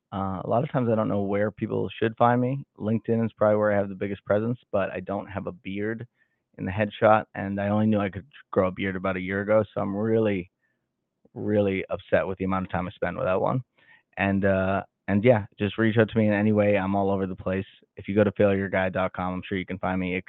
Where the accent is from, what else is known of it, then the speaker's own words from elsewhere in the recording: Salem, Massachusetts, United States; now in Kansas City, United States; I grew up in Salem, Massachusetts